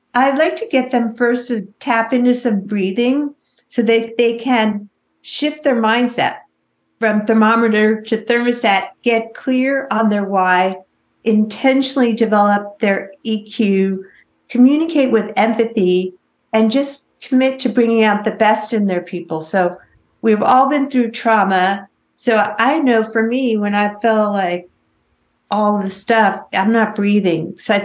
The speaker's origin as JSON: {"language": "English", "region": "New York", "country": "United States", "also_born_or_lived": "Los Angeles", "lives_now": "Tri-Cities, United States", "said": "This year, I moved from Los Angeles, where I've lived for 25 years. Before that, I was from New York, to the middle of nowhere."}